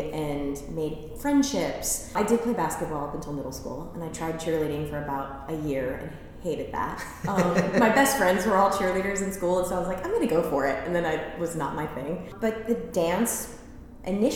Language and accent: English; Myrtle Beach, South Carolina, United States; moved away; I'm originally from Myrtle Beach, South Carolina